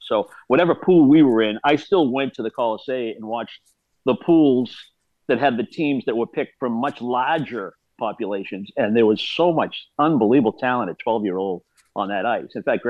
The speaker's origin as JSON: {"language": "English", "town": "Melrose", "region": "Massachusetts", "country": "United States", "tie": "born or raised there", "said": "Yeah, it was a great sports town. It was a blue-collar kind of community, close-knit, great sports, great education, great families."}